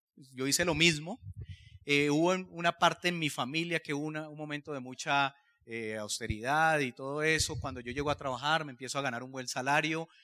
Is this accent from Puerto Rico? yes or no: no; Cali, Valle del Cauca, Colombia; yo soy de Cali, vengo de una familia de clase media